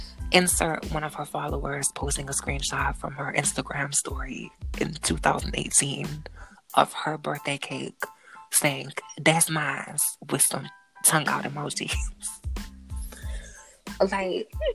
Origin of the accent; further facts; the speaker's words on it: Miami, Florida, United States; I'm from Miami.